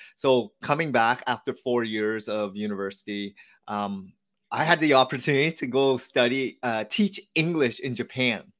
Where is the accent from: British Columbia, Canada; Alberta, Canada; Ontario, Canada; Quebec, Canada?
Ontario, Canada; Hamilton; So I was born here as the fourth child. All my siblings were, um, born in Vietnam. And I grew up in Hamilton, so not too far from Toronto, Canada.